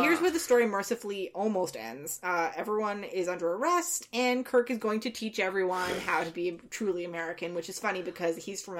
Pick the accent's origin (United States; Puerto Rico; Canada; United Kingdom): Canada; we're Canadian.